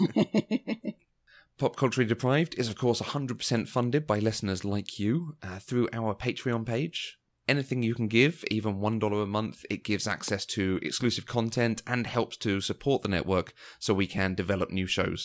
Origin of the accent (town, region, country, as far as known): London, United Kingdom; accent: London